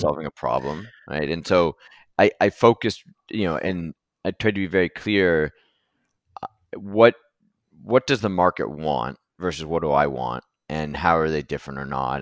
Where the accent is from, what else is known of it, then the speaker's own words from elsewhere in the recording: California, United States; I grew up in California